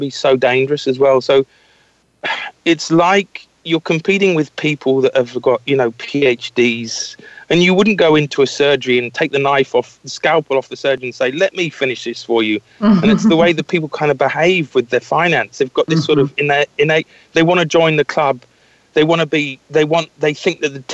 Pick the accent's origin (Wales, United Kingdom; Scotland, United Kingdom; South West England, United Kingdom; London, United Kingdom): Scotland, United Kingdom; I was brought up in Scotland.